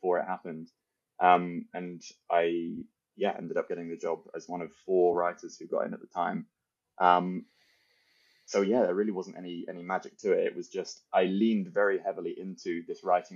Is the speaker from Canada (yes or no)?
no; United Kingdom; as a Brit